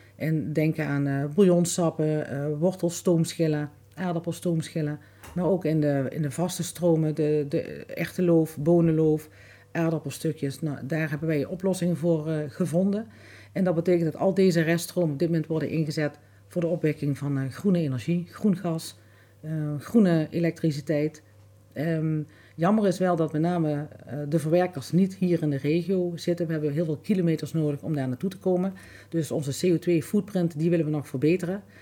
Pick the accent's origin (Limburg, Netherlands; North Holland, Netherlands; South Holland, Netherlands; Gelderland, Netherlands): Limburg, Netherlands; Grubbenvorst; also born or lived in Lottum / Broekhuizenvorst; Ik ben eh, geboren in Lottum, getogen in Grubbevorst en inmiddels alweer heel veel jaren ehm, woon ik in uh, Broekhuizenvorst.